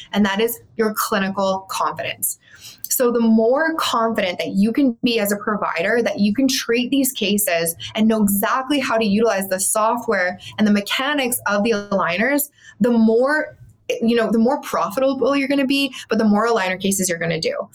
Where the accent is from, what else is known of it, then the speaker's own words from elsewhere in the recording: Calgary, Alberta, Canada; moved away as an adult; also born or lived in Bermuda; I was from Calgary. I am from Calgary. Um, and I went to school there